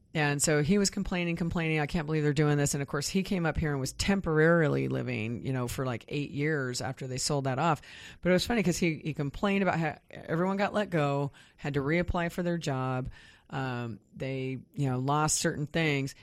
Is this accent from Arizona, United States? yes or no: no; Kansas near Wichita, United States; moved away; I grew up mostly in Kansas near Wichita